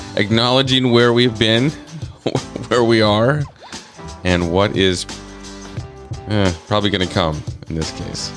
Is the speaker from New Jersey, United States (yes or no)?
no; North Dakota, United States; I grew up in the Midwest. I was born in the Midwest. Um, I was born in North Dakota